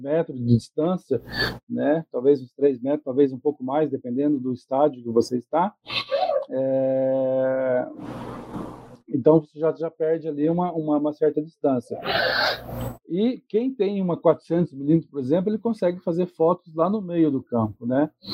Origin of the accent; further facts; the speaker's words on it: Andirá, Paraná, Brazil; moved away; lá de Andirá, cidade onde eu morei do, mais, por mais de 20 anos, né? Minha cidade, na minha terra natal